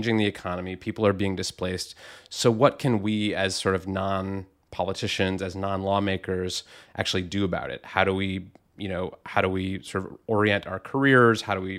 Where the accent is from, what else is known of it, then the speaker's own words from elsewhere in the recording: Rust Belt, United States; Yeah, I grew up in the Rust Belt. My, you know, county was one where there had been a lot of steel plants, and those closed up in the, you know, 70s, 80s, 90s